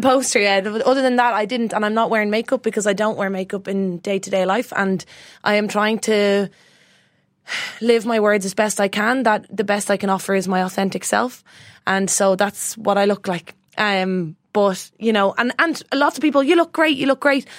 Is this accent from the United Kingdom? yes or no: no; Bray, Leinster, Ireland; born and raised in Bray